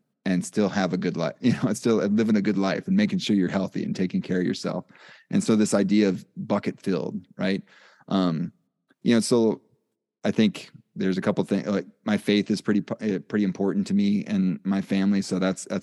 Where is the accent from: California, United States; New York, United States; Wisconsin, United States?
Wisconsin, United States; I'm from Wisconsin.